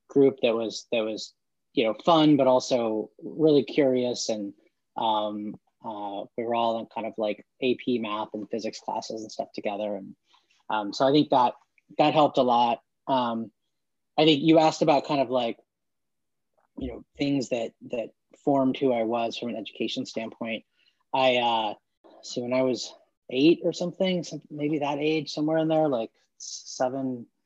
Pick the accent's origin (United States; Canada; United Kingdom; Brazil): United States; Dallas, Texas; born there; also born or lived in Norman, Oklahoma / Santa Fe, New Mexico / Palo Alto, California / Portland, Oregon; I was born in Dallas, Texas, lived in Norman, Oklahoma, Santa Fe, New Mexico, Palo Alto, California, and then Portland, Oregon uh, as a kid.